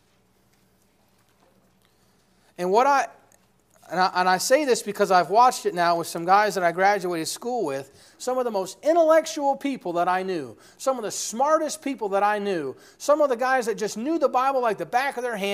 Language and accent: English; New York, United States; I'm from New York